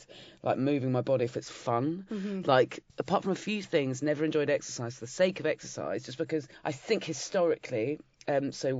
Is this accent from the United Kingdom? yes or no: yes; Dorset, South West England, United Kingdom; moved away as an adult; now in London, United Kingdom; I grew up in Dorset